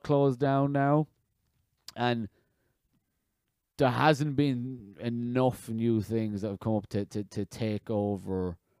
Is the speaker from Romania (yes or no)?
no; west of Ireland, Ireland; also born or lived in London; I was born in London, and I moved to the west of Ireland. {S1} Mm-hmm. {S0} I lived there for 12 years and got bullied for not going to church.